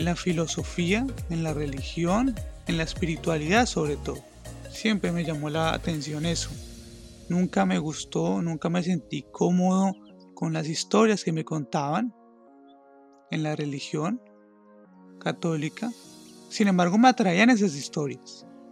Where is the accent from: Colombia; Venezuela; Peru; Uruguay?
Colombia; also born or lived in Acacías, Meta; soy de Colombia